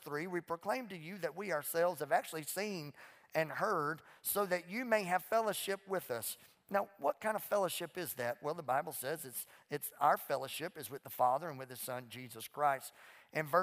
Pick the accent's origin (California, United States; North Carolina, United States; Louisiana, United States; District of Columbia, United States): Louisiana, United States; also born or lived in Mississippi; now in Fort Worth, United States; I was raised in Louisiana, and now I live in Texas